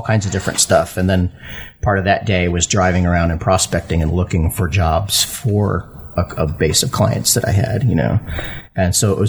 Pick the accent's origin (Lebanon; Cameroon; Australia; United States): United States; Sarasota, Florida; also born or lived in Connecticut; I was born in Connecticut, moved to Florida, to Sarasota when I was 3